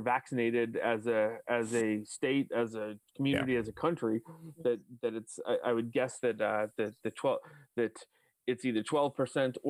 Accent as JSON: {"language": "English", "town": "Westborough", "region": "Massachusetts", "country": "United States", "tie": "born or raised there", "said": "I grew up in Westboro"}